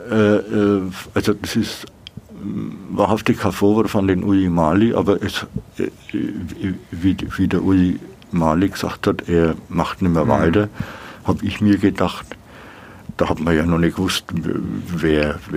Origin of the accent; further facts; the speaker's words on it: Nuremberg, Bavaria, Germany; aber ich, ich sehe mich schon als Nürnberger.